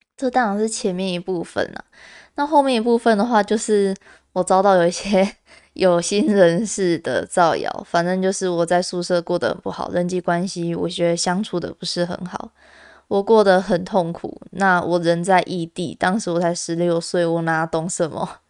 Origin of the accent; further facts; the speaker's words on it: Kaohsiung, Taiwan; also born or lived in Tainan; 我自己是从高雄上去的，因为我是高雄人嘛，那我高中的时候跑到台南就读这样子